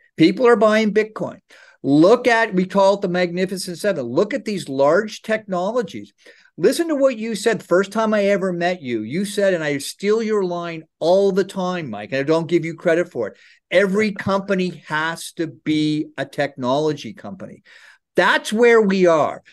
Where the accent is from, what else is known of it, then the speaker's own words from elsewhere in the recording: Ontario, Canada; I grew up in Ontario